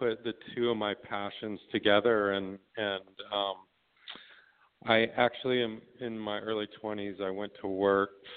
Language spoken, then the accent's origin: English; Florida, United States; I grew up in Florida, and I was a musician and played in bands